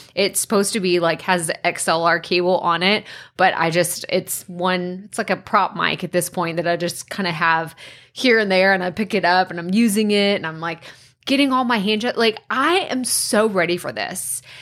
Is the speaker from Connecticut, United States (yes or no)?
no; Athens, Texas, United States; the T V C C is in my hometown